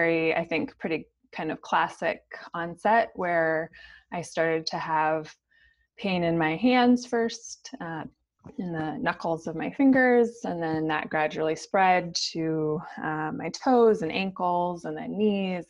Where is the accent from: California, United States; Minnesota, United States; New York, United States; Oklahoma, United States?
Minnesota, United States; St. Paul; I grew up in St. Paul, Minnesota